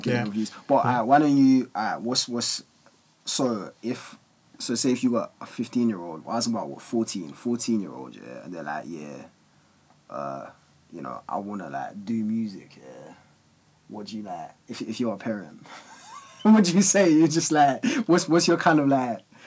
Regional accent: London, United Kingdom; all of us when we were like just growing up in Walthamstow

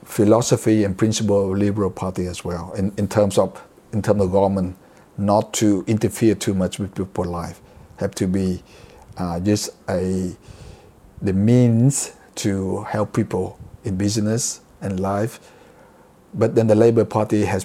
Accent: Vietnam; moved away as an adult; now in Australia; I came from Vietnam. I grew up when in my teen years under communism.

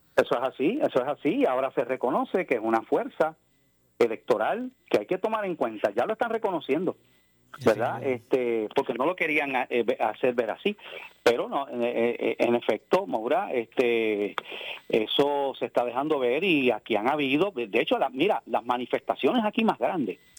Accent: Puerto Rico; somos ciudadanos americanos, estadounidenses, ¿no? Pero por el hecho de vivir en el territorio de Puerto Rico

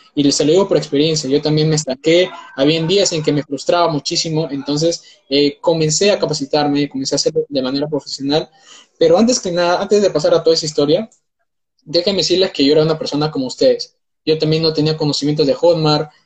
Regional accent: Peru; tengo 19 años, soy de Perú

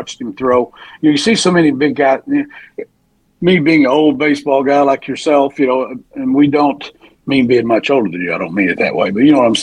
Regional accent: Oklahoma, United States; I was quarter Choctaw and I was from Oklahoma

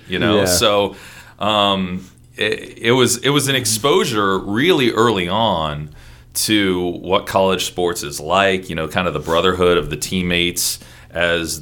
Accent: Columbus, Ohio, United States; also born or lived in Toledo, Ohio; now in Seattle, United States; My family moved to Columbus when I was two

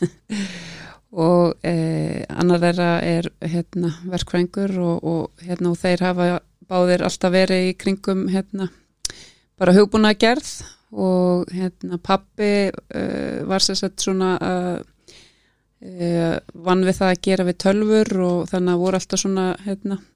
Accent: Reykjavík, Capital Region, Iceland; also born or lived in Edinburgh, United Kingdom; ég elst upp bara í Breiðholti, í Efra Breiðholti og hérna fór í Hólabrökkuskóla og, og var hérna bara bjó í sömu blokk frá því ég fættist og þangað til ég flutta heimann.

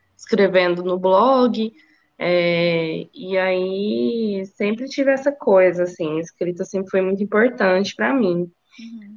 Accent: Uberlândia, Minas Gerais, Brazil; moved away as an adult; also born or lived in São Paulo; Eu sou, eu sou mineira, né, sou de Uberlândia

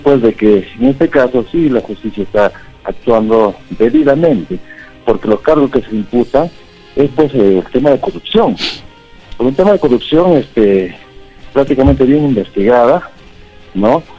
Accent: Huancayo, Junín, Peru; soy de Huancayo

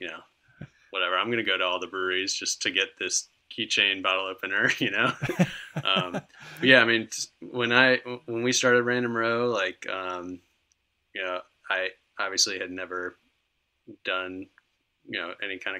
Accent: Virginia Beach, Virginia, United States; moved away as an adult; also born or lived in Philadelphia; now in Charlottesville, United States; I grew up in Virginia Beach

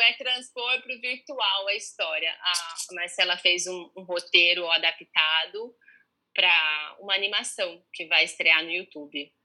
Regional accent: São Carlos, São Paulo, Brazil; moved away as an adult; now in Rio de Janeiro, Brazil; eu vim de São Carlos muito inexperiente

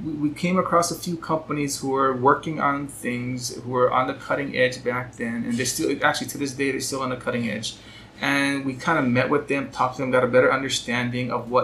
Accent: Hawaii, United States; I grew up here in Hawaii

